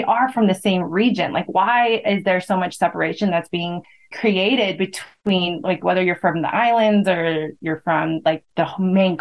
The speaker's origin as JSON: {"language": "English", "country": "United States", "tie": "born or raised there", "said": "as someone that grew up in America"}